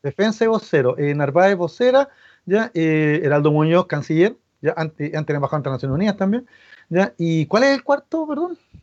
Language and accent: Spanish; Chile; a nosotros como chilenos